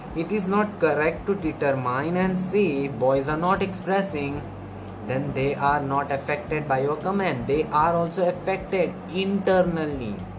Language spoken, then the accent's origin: English; India; I'm from India